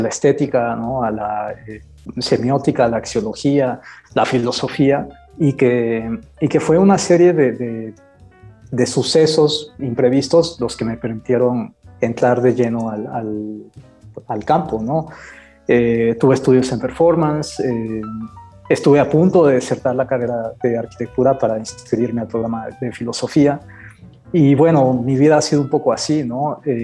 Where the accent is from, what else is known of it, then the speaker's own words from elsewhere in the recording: Campeche, Mexico; moved away; soy originario de Campeche